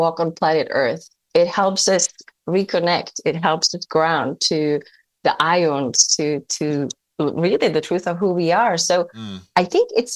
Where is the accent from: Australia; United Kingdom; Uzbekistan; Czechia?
Czechia; moved away as an adult; now in United States; where I grew up in the Czech Republic